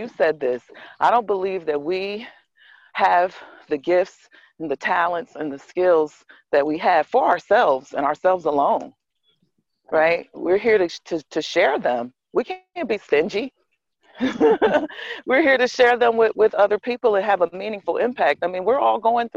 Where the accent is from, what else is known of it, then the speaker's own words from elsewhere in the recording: Kansas City, Missouri, United States; now in New Jersey, United States; I'm from Kansas City, Missouri. I was born and raised there